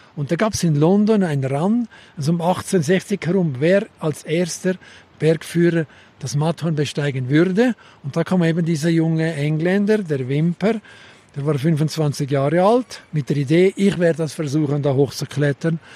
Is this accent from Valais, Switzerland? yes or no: yes; Zermatt, Valais, Switzerland; accent: Walliser Deutsch; diese Sprache ist hier heute in diesen Tälern immer noch unser Dialekt, das Walliser